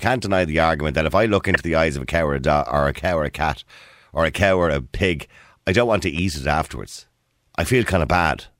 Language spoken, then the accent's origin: English; Ireland; Because we're from Ireland.